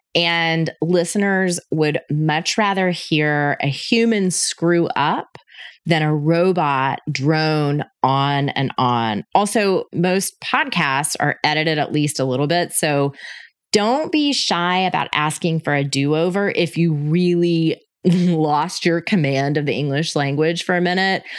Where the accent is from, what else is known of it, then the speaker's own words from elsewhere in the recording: Panama City, Florida, United States; moved away as an adult; also born or lived in Denver, Colorado; I was born and raised in Panama City, Florida